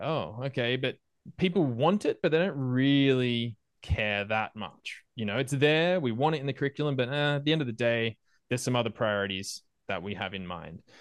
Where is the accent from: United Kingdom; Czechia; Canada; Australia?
Australia; moved away as an adult; also born or lived in Malaysia / Argentina; me as an Australian moving to Malaysia, I am new to that place.